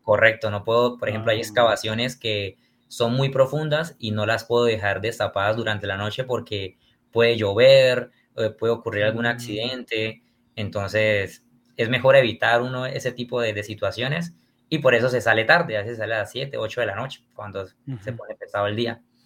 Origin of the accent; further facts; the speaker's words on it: Barrancabermeja, Santander, Colombia; yo soy de una ciudad que se llama Barranca Bermeja, está ubicada en el departamento de Santander